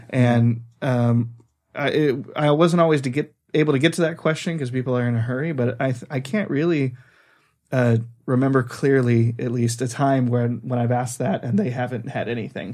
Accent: California, United States; moved away as an adult; now in Norway; we're from California

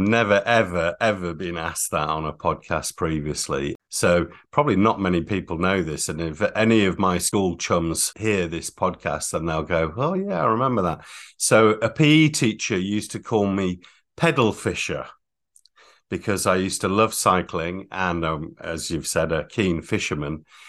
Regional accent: Catterick, Yorkshire and the Humber, United Kingdom; also born or lived in Germany; Well, we were all born abroad, actually. So Bahrain, Holland, and I was born in Germany. And we settled in Catterick in Yorkshire.

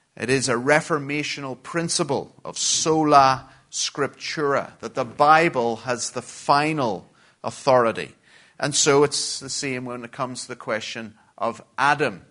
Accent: Belfast, Northern Ireland, United Kingdom; moved away; I'm from uh, Belfast in Northern Ireland and have been living in exile for far too long.

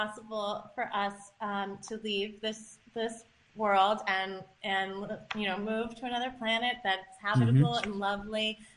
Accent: Ithaca, New York, United States; I grew up in Ithaca

